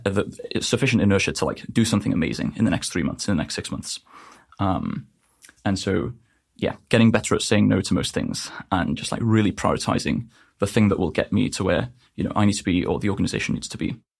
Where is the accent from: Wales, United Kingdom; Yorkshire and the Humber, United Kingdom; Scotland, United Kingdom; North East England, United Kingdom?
Wales, United Kingdom; North; I'm from North Wales in the U K